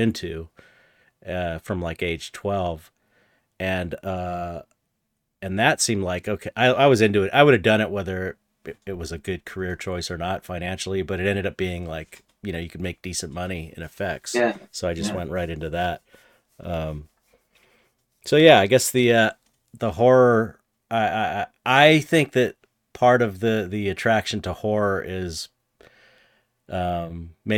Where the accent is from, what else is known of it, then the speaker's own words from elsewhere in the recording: Los Angeles, California, United States; I grew up in San Pedro, which is like a blue collar